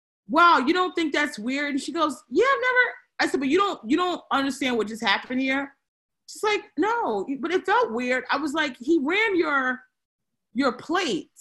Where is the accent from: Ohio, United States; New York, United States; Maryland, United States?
Maryland, United States; Aberdeen; I grew up in Aberdeen, Maryland